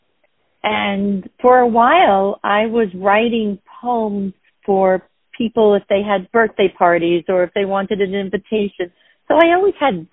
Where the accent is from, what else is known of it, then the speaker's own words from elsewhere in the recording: Westbury, New York, United States; accent: Long Island; I'm from Westbury